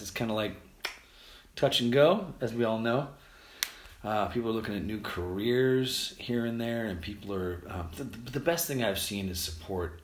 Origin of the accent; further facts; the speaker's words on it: United States; we're from America